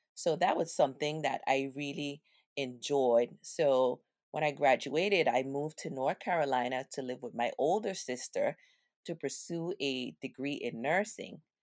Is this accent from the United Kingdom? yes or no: no; U.S. Virgin Islands; We grew up in Saint Thomas in the area called the Avenue.